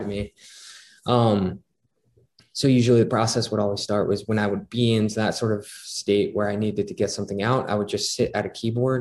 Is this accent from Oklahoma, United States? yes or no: no; Scranton, Pennsylvania, United States; my hometown of Scranton, Pennsylvania